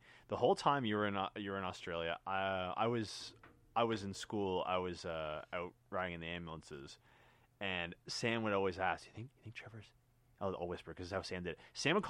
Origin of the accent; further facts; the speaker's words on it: Canada; I'm from a different part of the world. I'm from Canada.